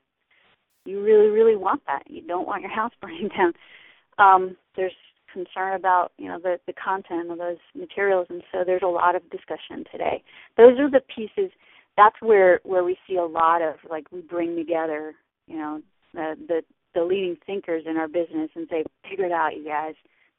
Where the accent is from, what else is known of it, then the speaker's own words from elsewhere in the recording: New York, United States; now in Washington, D.C., United States; I'm from New York originally. I live in D.C.